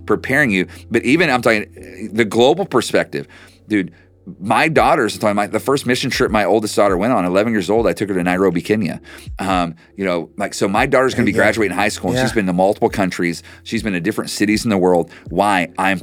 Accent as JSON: {"language": "English", "region": "Oklahoma", "country": "United States", "said": "I'm from Oklahoma"}